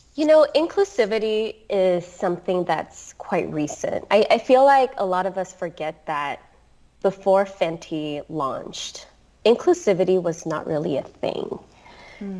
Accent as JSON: {"language": "English", "country": "Singapore", "tie": "born or raised there", "said": "I grew up in Singapore."}